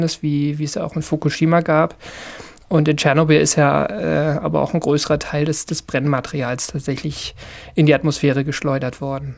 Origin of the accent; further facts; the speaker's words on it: Berlin, Germany; ich bin ja in, in Ostberlin groß geworden